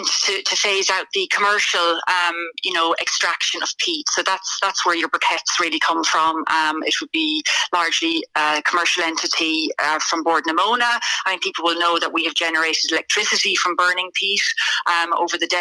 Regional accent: County Mayo, Ireland; moved away as an adult; also born or lived in Wales; now in Offaly, Ireland; I'm from Mayo originally

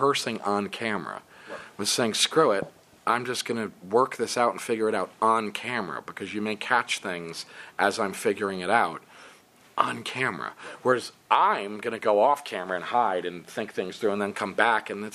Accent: United States; I'm an American guy

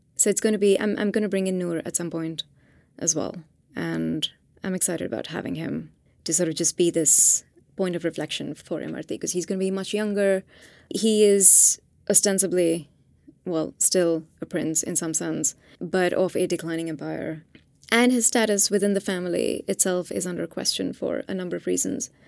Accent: Hyderabad, Telangana, India; moved away; this is my own city. I'm from Hyderabad

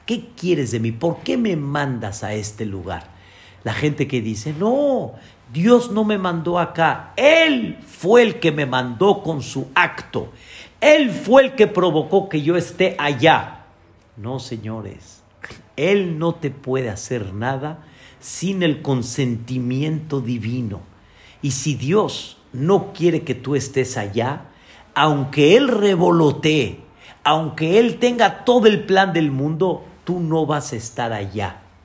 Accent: Mexico; como decimos nosotros aquí en México

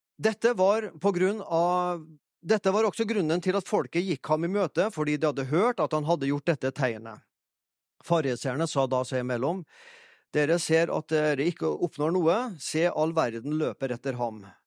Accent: Fannrem, Trøndelag, Norway; moved away as an adult; now in Egersund, Norway; er jeg fra Fannrem, da, i Orkdalen

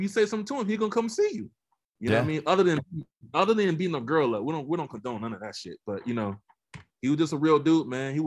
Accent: Georgia, United States; I'm from Georgia

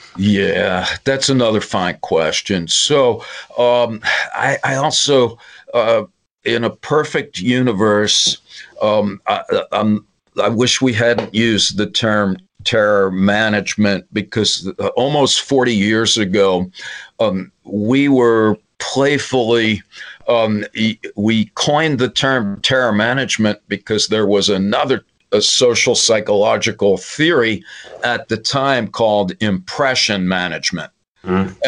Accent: New York, United States; I'm from New York

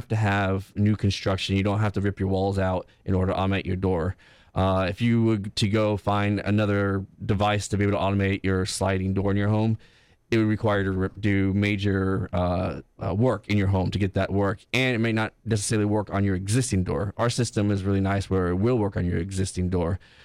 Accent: Tampa, Florida, United States; I grew up in Tampa.

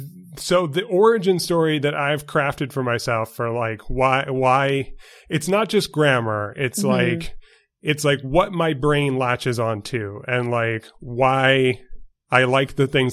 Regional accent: New York, United States; accent: New York; But I grew up in New York. I've got Hoffackers on my father's side of the family, hence the name.

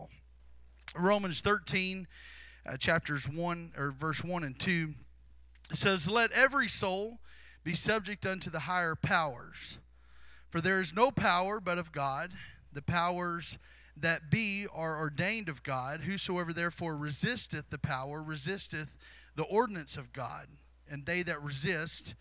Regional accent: Southeast Missouri, United States; I was born and raised in Southeast Missouri

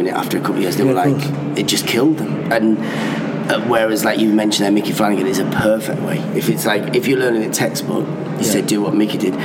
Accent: North East England, United Kingdom; born or raised there; first language Persian; English is a second language; moved away as an adult; also born or lived in Iran; now in London, United Kingdom

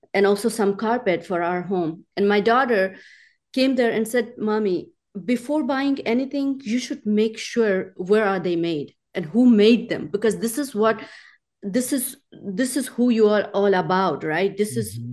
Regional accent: Pakistan; now in Tennessee, United States; I was born and raised in Pakistan

